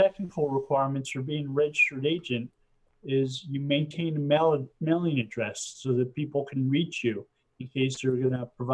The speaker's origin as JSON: {"language": "English", "region": "East Coast of the United States", "country": "United States", "tie": "born or raised there", "moved": "as an adult", "lives_now": "California, United States", "said": "I moved to California 5 years ago, and I grew up on the East Coast of the United States"}